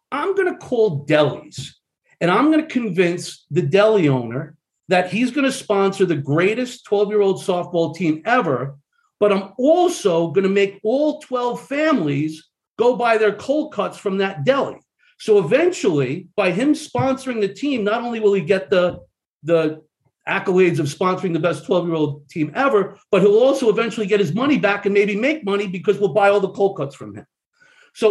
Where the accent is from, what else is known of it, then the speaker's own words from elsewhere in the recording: Long Island, New York, United States; moved away; I was brought up in Long Island, New York.